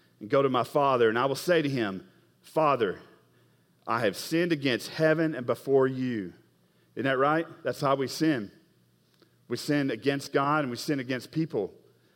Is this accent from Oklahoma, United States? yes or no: yes; Oklahoma, United States; I'm from Oklahoma